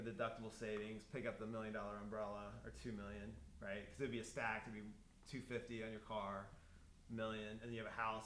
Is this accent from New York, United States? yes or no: no; Greenwood, Indiana, United States; Grew up in Greenwood